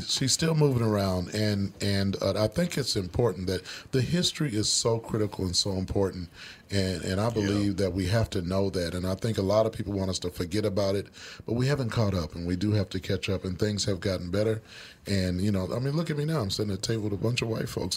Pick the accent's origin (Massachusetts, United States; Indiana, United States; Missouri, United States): Missouri, United States; Kansas City; moved away as an adult; now in Minnesota, United States; I grew up in Kansas City, Missouri.